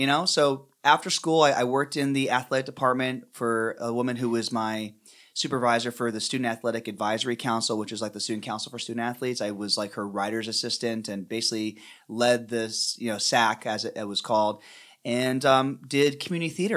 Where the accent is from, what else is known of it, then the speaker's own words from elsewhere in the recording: Pennsylvania, United States; I grew up in Pennsylvania